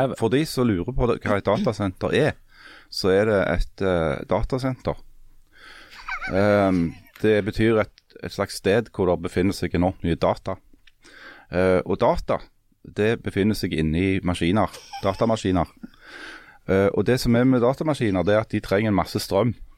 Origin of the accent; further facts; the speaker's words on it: Svertingstad, Time municipality, Rogaland, Norway; Spør meg hvor jeg vokste opp. Hvor vokste du opp? I Svertingstad